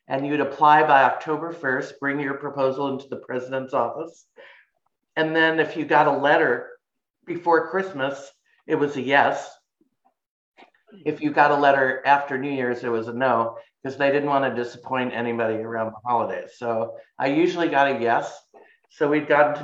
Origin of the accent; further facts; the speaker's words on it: New York City, New York, United States; moved away as an adult; also born or lived in Philadelphia / California; now in Alaska, United States; I'm originally from Brooklyn, New York, and I came up to Alaska in 1983